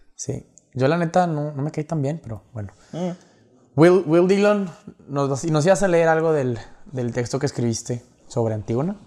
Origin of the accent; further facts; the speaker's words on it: Monterrey, Nuevo León, Mexico; nuestra identidad como mexicanos, como regiomontanos